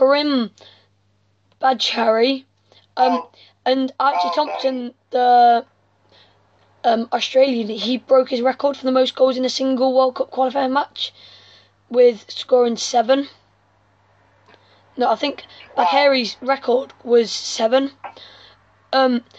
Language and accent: English; England, United Kingdom; I'm English